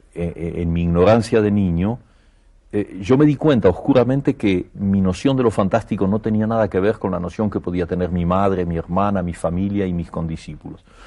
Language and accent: Spanish; Argentina; moved away as an adult; also born or lived in Barcelona, Spain; now in Paris, France; yo estoy muy contento de ser argentino